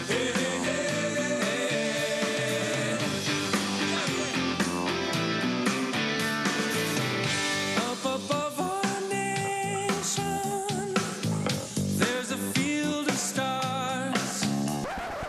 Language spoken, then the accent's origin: English; St. Paul, Minnesota, United States; I'm from St. Paul, Minnesota